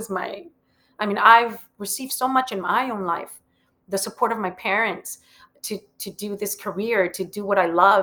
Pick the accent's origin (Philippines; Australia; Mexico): Mexico; Matamoros, Tamaulipas; moved away as an adult; also born or lived in Monterrey, Mexico / Brownsville, Texas / Mexico City, Mexico; now in New York, United States; I was born in Monterrey, Mexico, and I started my career down in Mexico City. The reason I speak English is because I grew up on the border. So I lived in Matamoros, but I would cross the bridge every morning to go to school in Brownsville, Texas